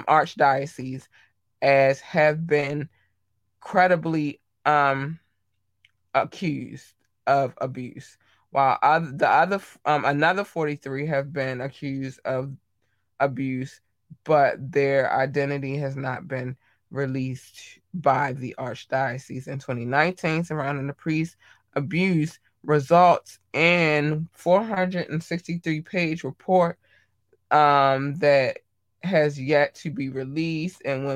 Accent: Baltimore, Maryland, United States; I grew up in Baltimore. I got a lot of family here

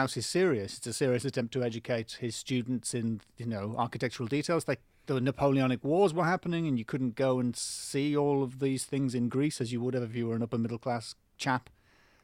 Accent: North East England, United Kingdom; now in London, United Kingdom; I'm not from London. I'm from the northeast of England

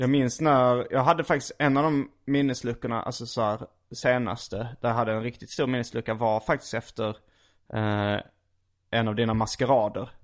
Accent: Skåne, Sweden; accent: skånska; jag är från Skåne, vi pratar alltid så här

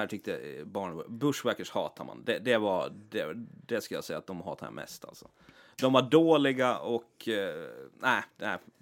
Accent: Åland Islands; inbiten ålänning

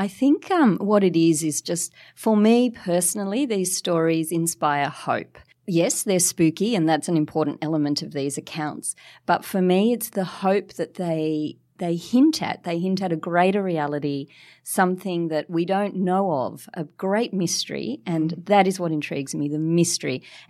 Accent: Mascot, New South Wales, Australia; So, well, I write in my books about a little haunted Californian bungalow that I grew up in Mascot.

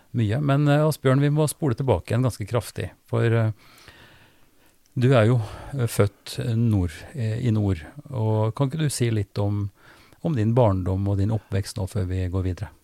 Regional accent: Trøndelag, Norway; now in Drammen, Norway; Jeg er fra Trøndelag

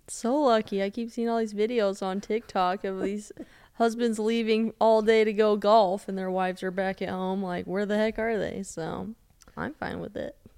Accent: Denver, Colorado, United States; I'm from Denver

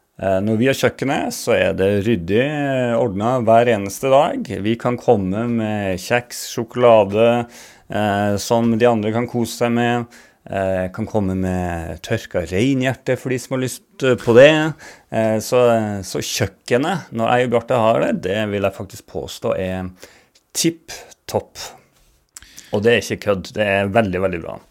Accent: Bardu, Troms, Norway; accent: Bardu dialect (originally from Gudbrandsdalen); moved away as an adult; also born or lived in Alta; now in Stavanger, Norway; jeg kom fra Bardu.

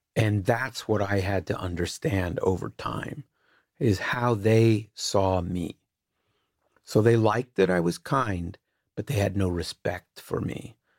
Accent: Canada; I'm Canadian and white

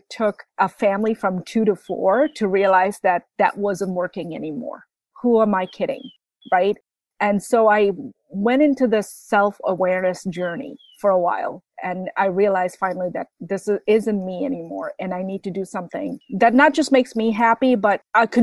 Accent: Bangladesh; moved away as an adult; also born or lived in Midwest, United States; now in United States; I grew up in Bangladesh.

